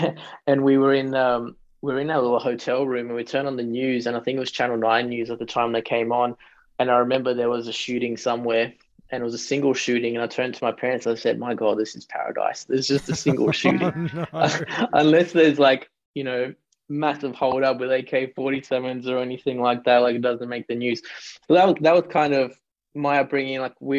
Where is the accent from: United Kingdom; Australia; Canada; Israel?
Australia; see, why do I need the piece of paper? I'm already Australian.